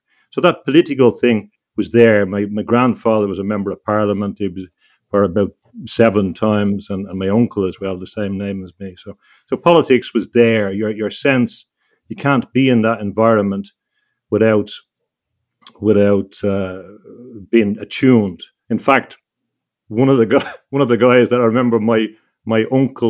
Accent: Ireland; when I was growing up in Ireland

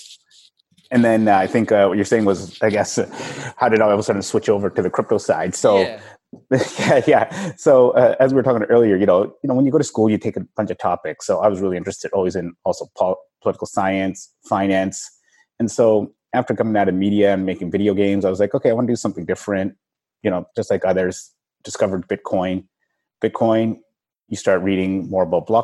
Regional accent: Vancouver, British Columbia, Canada; moved away; I'm from Vancouver originally

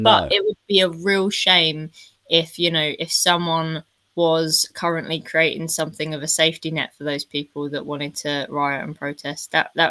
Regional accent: Southend-on-Sea, East of England, United Kingdom; I grew up in Southend-on-Sea and it's a very small town, and everyone knows each other.

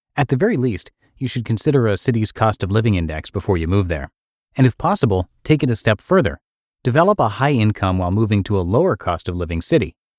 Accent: small town in Iowa, United States; moved away as an adult; My family was from a small town in Iowa where absolutely nothing was going on for me job-wise.

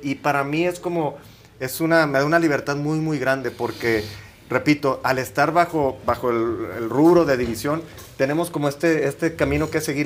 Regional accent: Matamoros, Tamaulipas, Mexico; soy de Matamoros, Tamaulipas.

